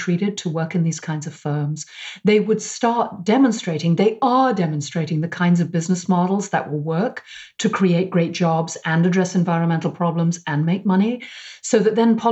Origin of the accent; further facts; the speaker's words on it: United Kingdom; now in United States; I'm British